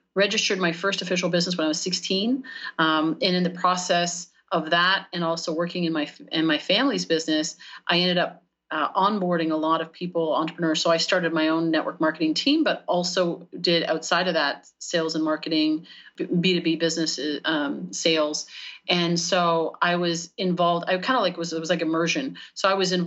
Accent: Canada; moved away as an adult; now in United States; we're in Canada at that time. I'm Canadian, and moved down to the U.S. 6 years ago

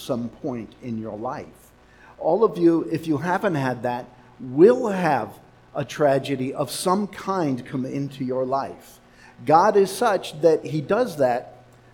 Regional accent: New York City, New York, United States; now in Los Angeles, United States; where I was born in Manhattan, in New York City.

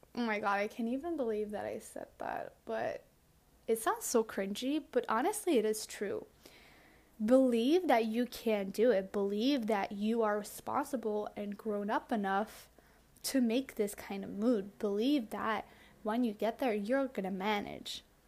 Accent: Belgium; moved away as an adult; also born or lived in Tokyo, Japan / Barcelona, Spain; I grew up in Belgium

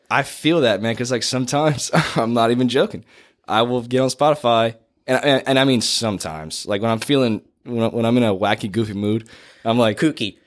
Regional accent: Kaplan, Louisiana, United States; I grew up in Kaplan

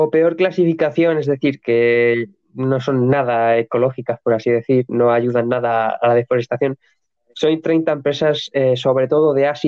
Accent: United States; En Estados Unidos, eh, es decir, las eh, como estadounidense, tenemos a Procter Gamble

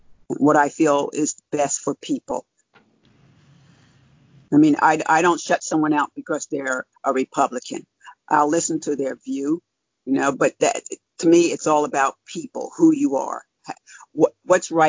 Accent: New Jersey, United States; now in Pennsylvania, United States; I'm originally from New Jersey. I live in Pennsylvania now

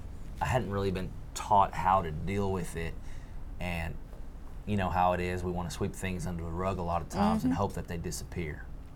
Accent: Pietermaritzburg, KwaZulu-Natal, South Africa; born there; I was born in Pietermaritzburg.

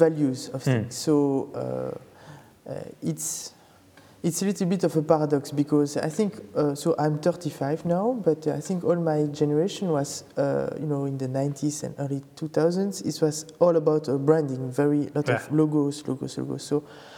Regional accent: Belgium; moved away as an adult; now in Paris, France; I'm originally from Belgium, but it has been 10 years now that I've been in Paris

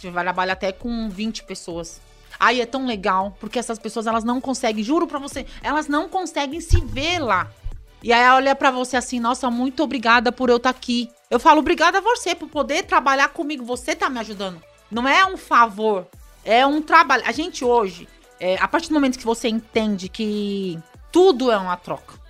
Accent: São Paulo, Brazil; Nós somos nascidos ali na, na Zona Sul, bem na periferia de São Paulo

